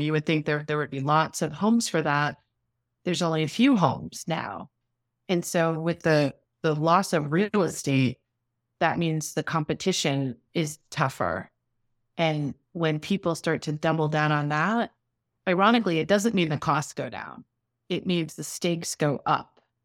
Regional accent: New York City, New York, United States; I grew up in New York City.

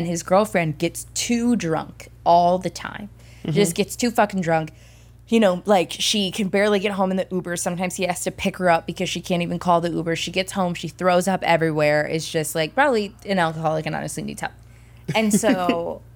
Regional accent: Midwest, United States; we grew up in the Midwest

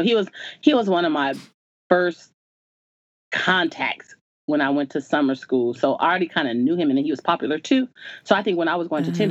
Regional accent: Chula Vista, California, United States; born or raised there

